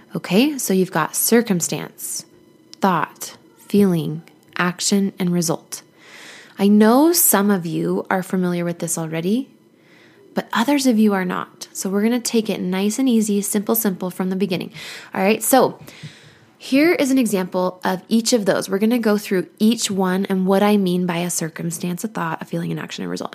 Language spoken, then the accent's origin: English; Mesa, Arizona, United States; moved away; my hometown of Mesa, Arizona